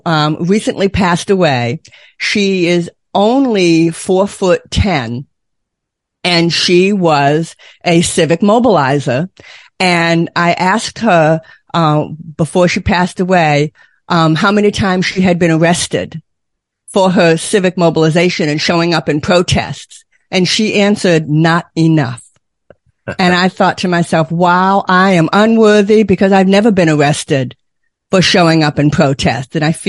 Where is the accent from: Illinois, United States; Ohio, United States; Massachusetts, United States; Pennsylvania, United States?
Massachusetts, United States; Boston; But I grew up near Boston, Massachusetts. I know how to park a car in the yard. I can turn that accent on still.